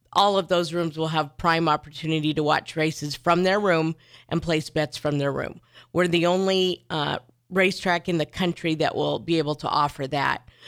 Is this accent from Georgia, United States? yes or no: no; Neely, Nebraska, United States; I grew up in Neely, Nebraska